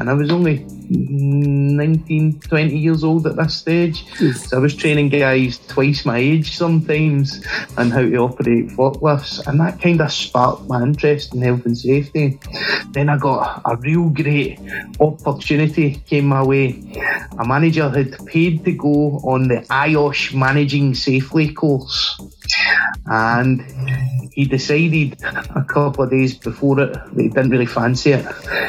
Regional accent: Glasgow, Scotland, United Kingdom; So I'm from Glasgow in Scotland, which is in the U.K.

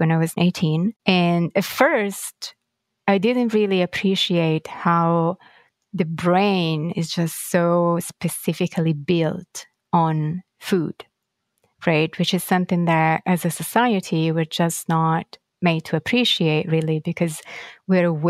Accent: Florence, Tuscany, Italy; now in New York, United States; I was born and raised in Florence in Italy

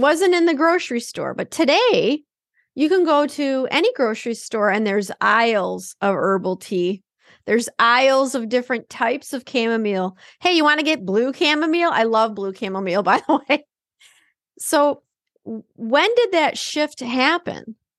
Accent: Detroit, Michigan, United States; now in Minnesota, United States; growing up in Detroit

